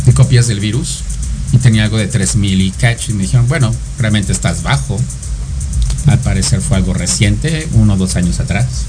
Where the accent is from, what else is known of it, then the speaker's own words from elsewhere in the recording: State of Mexico, Mexico; also born or lived in Cuautitlán; Del Estado de México